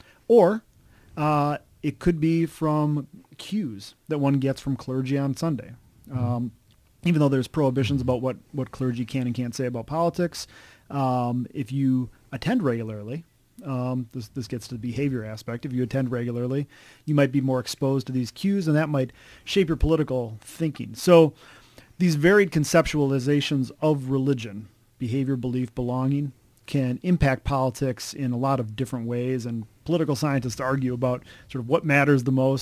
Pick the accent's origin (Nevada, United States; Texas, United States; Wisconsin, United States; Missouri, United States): Wisconsin, United States; I grew up all over the place, mostly in Wisconsin, though.